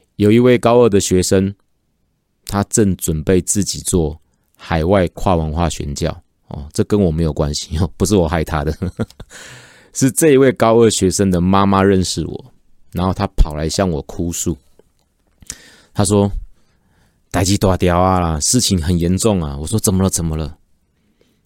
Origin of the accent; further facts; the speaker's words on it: Taiwan; 指的就是我们台湾人。